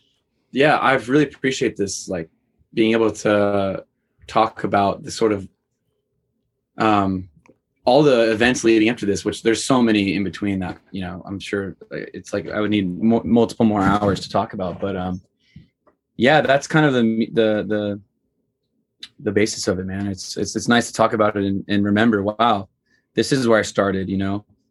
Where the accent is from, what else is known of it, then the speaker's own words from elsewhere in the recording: Missouri, United States; I grew up in Missouri for the 4 years of my life.